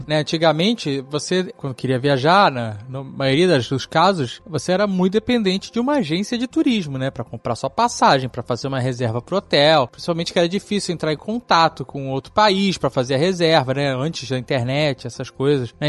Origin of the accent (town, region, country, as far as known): Brazil